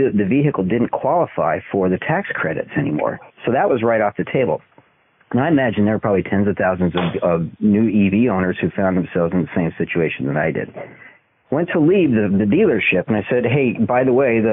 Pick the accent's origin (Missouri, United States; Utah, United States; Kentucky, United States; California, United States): Utah, United States; moved away as an adult; also born or lived in Washington, D.C. suburbs, Virginia; my family, we fled the D.C. suburbs for my hometown out in Utah